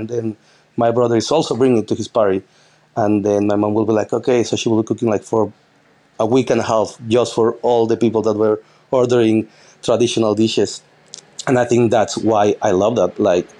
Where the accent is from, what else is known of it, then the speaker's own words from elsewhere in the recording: Mexico; me, my girlfriend, which she's my sous chef here as well, and the bar manager, we're all from Mexico.